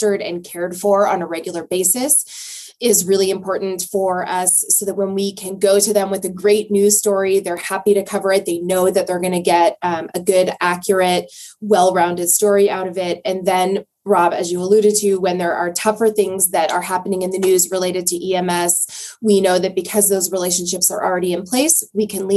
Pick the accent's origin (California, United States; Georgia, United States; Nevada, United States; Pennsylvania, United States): Nevada, United States; Reno; I grew up in the Reno area